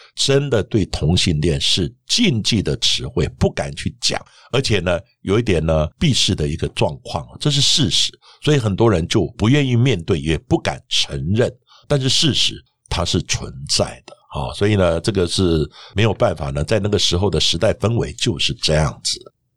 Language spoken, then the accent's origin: Chinese; Taiwan; 我们台湾人